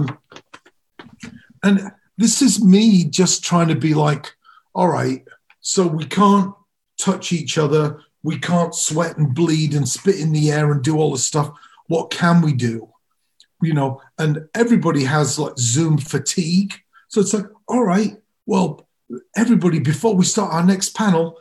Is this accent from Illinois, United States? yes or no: yes; Chicago, Illinois, United States; we're all from Chicago